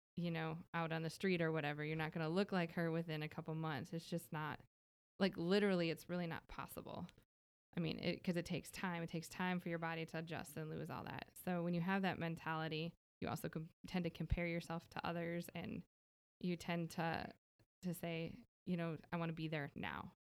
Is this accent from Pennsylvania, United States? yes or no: no; Minnesota, United States; now in Texas, United States; I'm originally from Minnesota, though, so I'm not from here